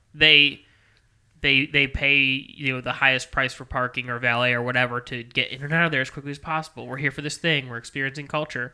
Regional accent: Maryland Heights, Missouri, United States; I grew up in Maryland Heights

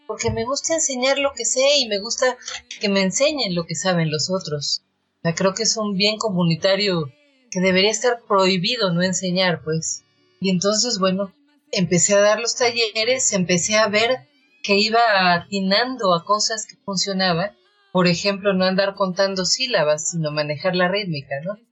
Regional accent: Mexico City, Mexico; Yo soy una poeta chilanga

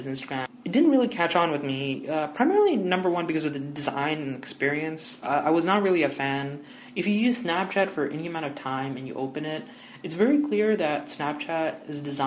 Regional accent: Toronto, Ontario, Canada; moved away as an adult; now in Windsor, Canada; I study at the University of Windsor, but I'm originally from Toronto.

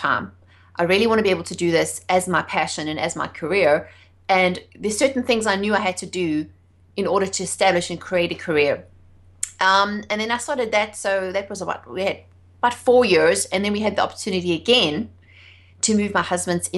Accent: South Africa; moved away as an adult; also born or lived in England; I'm South African. I grew up in South Africa, actually under apartheid

